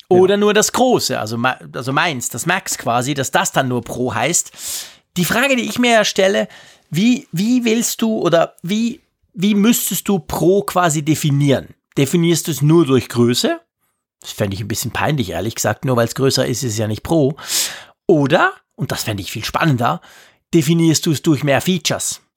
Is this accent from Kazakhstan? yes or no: no; Switzerland; bei uns in der Schweiz